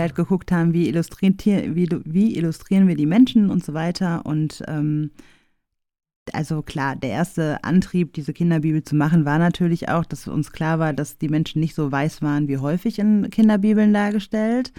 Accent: Essen, North Rhine-Westphalia, Germany; ich bin ähm, im Weigelhaus in Essen groß geworden

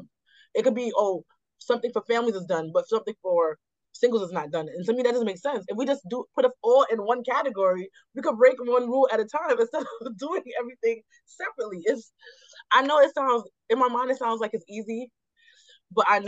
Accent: Jamaica; now in New York, United States; I'm Jamaican.

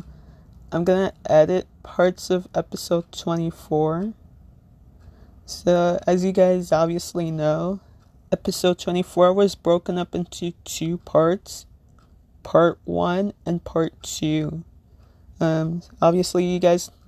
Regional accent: Little Ferry, New Jersey, United States; I am from Little Ferry, New Jersey

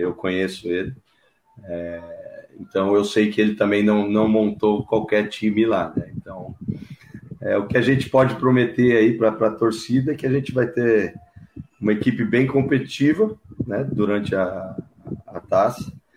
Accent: São Paulo, Brazil; moved away; eu sou natural de São Paulo

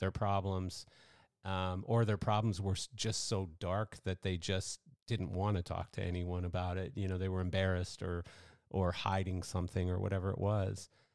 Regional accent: Canada; I'm Canadian

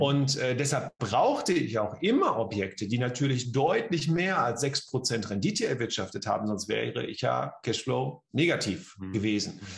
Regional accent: Bielefeld, North Rhine-Westphalia, Germany; komme aus und lebe in Bielefeld

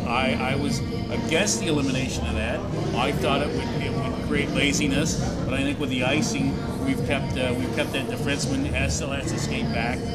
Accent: Muskegon, Michigan, United States; moved away; I grew up in Muskegon, so I was a Mohawks fan.

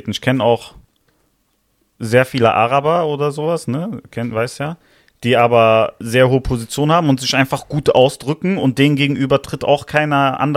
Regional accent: Italy; Ja, ich fühle mich meiner Heimat schon verbunden. Ich sag schon, ich bin Italiener, ja.

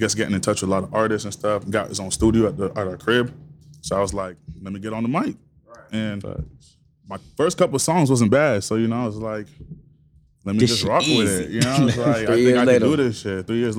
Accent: Fort Myers, Florida, United States; also born or lived in Washington, D.C. / Jamaica; My family's Jamaican, but we moved around a lot when I was younger. So I'm originally from Fort Myers because I grew up here. Been here since I was in fourth grade.

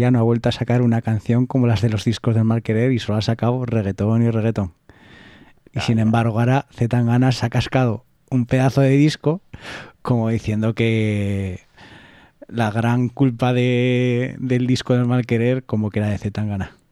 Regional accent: Alfaro, La Rioja, Spain; en mi pueblo, en Alfaro

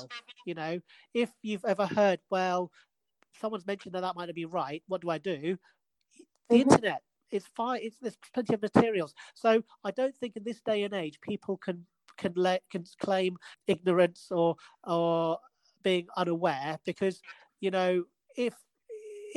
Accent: Edinburgh, Scotland, United Kingdom; I'm from Edinburgh, you know, that's where I was born.

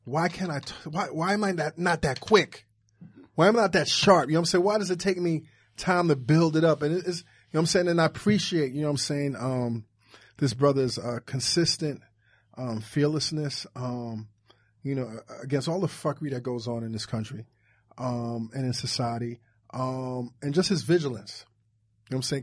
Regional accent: New York, United States; I'm from New York

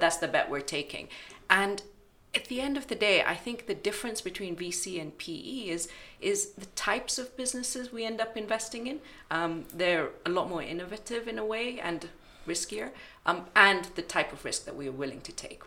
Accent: Kenya; moved away as an adult; also born or lived in United Kingdom; I I'm from Kenya and I moved back 10 years ago

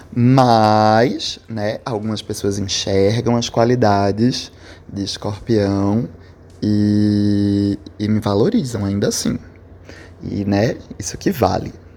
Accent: Recife, Pernambuco, Brazil; eu sou de Recife

